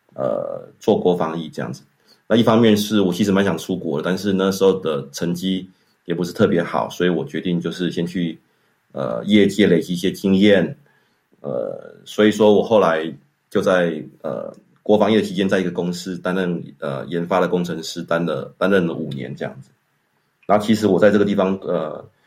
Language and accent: Chinese; Changhua, Changhua County, Taiwan; moved away as an adult; also born or lived in Taipei, Taiwan; now in Switzerland; 我出生在彰化市，然后我爸爸妈妈是，呃，高职跟国中的老师